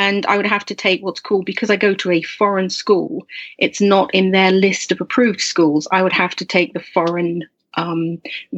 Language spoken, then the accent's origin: English; Norfolk, East of England, United Kingdom; moved away as an adult; also born or lived in United States / Slovakia; I'm from here in Norfolk, actually. I'm literally right back where I started. I'm from Norfolk in England.